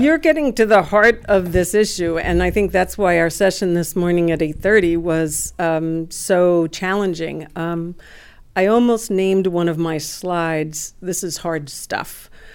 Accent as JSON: {"language": "English", "town": "West New York", "region": "New Jersey", "country": "United States", "tie": "born or raised there", "said": "I grew up in West New York, New Jersey, which is in Hudson County"}